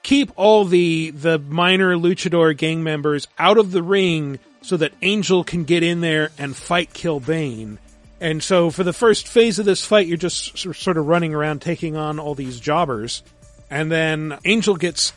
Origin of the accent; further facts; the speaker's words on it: Washington, United States; I was in Washington